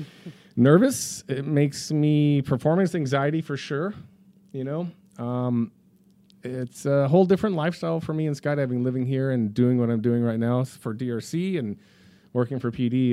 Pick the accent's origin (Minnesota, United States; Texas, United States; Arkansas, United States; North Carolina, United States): Texas, United States; Dallas; also born or lived in Colorado / Chicago; now in Florida, United States; I grew up in Texas. I'm a Dallas kid.